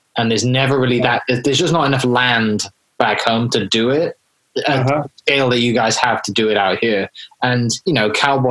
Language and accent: English; Wales, United Kingdom; now in Oklahoma, United States; I'm originally from the UK, I'm originally from Wales